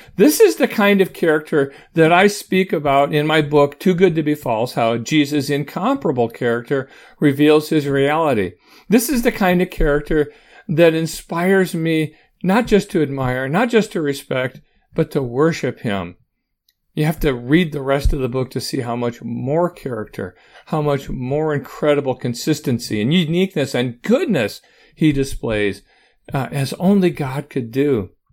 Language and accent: English; Auburn, Michigan, United States